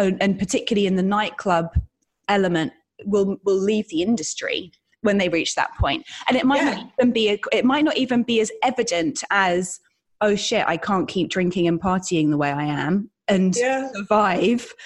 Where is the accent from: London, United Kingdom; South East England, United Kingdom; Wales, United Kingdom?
London, United Kingdom; also born or lived in Brooklyn, New York; now in New York, United States; I was born in Tottenham Court Road. I'm a Londoner through and through.